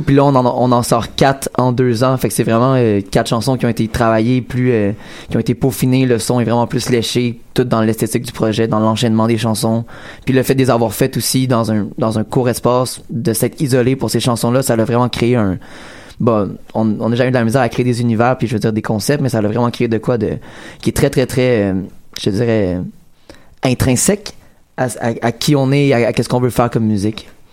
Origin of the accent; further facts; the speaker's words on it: Quebec, Canada; on est des Québécois au fin fond de Tadoussac